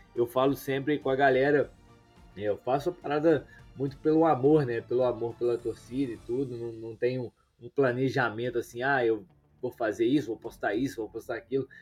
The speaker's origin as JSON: {"language": "Portuguese", "town": "Juiz de Fora", "region": "Minas Gerais", "country": "Brazil", "said": "Eu sou de Juiz de Fora, né? Um pouquinho perto do Rio"}